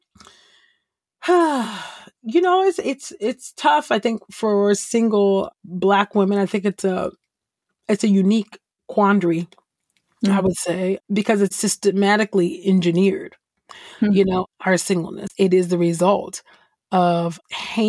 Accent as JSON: {"language": "English", "region": "California", "country": "United States", "said": "I'm originally from California"}